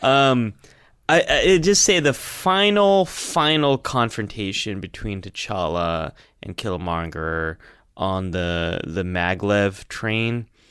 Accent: California, United States; I grew up in, here in America, um, in California, but my, my family, the ethnic heritage is from Pakistan

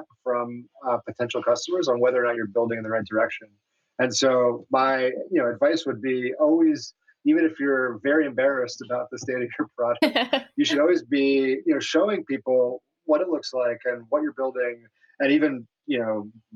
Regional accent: New York City, New York, United States; I am a very proud native New Yorker.

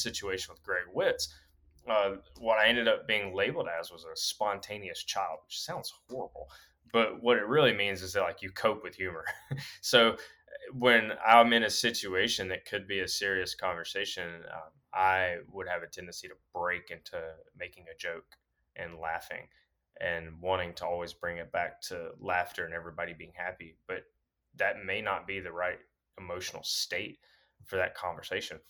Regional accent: Alabama, United States; now in Pennsylvania, United States; coming from Alabama

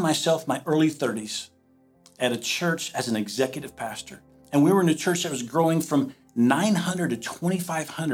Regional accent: the South, United States; moved away as an adult; now in Iowa, United States; I'm from the South

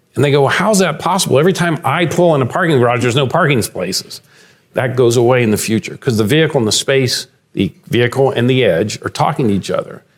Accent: London, Ohio, United States; I grew up in London, Ohio

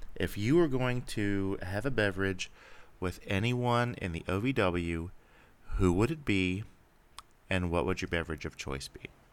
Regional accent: Cincinnati, Ohio, United States; growing up around the Cincinnati area

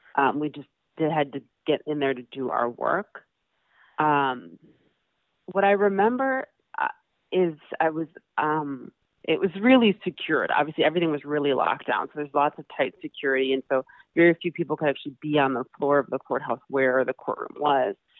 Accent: Madison, Wisconsin, United States; I grew up in Madison, Wisconsin. I was born and raised there.

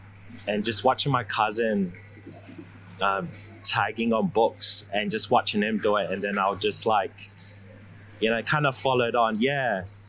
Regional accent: Sydney, New South Wales, Australia; also born or lived in New Zealand; I was born in New Zealand, moved into Australia when I was six, and I've pretty much got myself with the wrong crowd in Blacktown.

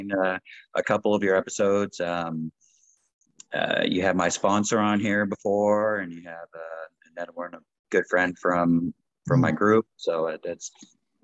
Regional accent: right outside of Los Angeles, Southern California, United States; moved away as an adult; also born or lived in Calgary, Canada; now in Canada; born and raised in Southern California, basically LA, right outside

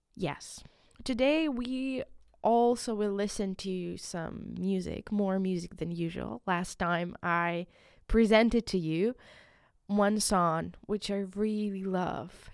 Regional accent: Ukraine; first language Ukrainian; English is a second language; moved away; in my country, it's in, in Ukraine. I'm from Ukraine

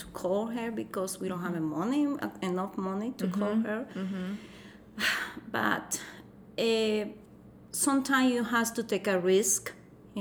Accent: Tegucigalpa, Francisco Morazán, Honduras; English is a second language; moved away as an adult; now in United States; I grew up in Tegucigalpa

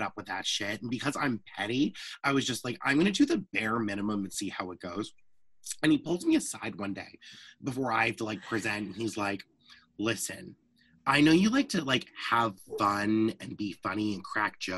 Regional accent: Framingham, Massachusetts, United States; I went to Framingham State, which is the college in my hometown because I'm a townie and I never leave

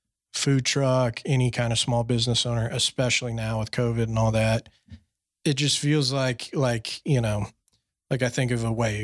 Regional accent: Fort Worth, Texas, United States; being in Fort Worth, my hometown, you know, where you're from

